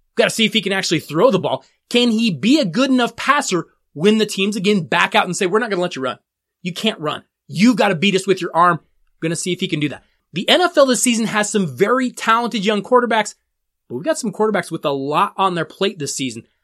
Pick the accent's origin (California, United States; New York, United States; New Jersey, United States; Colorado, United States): Colorado, United States; Denver; my hometown Denver Broncos